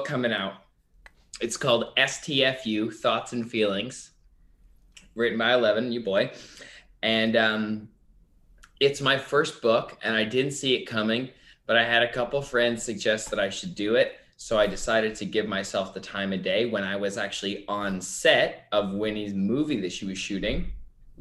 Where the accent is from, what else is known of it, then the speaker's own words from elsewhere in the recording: Canada; I am Canadian.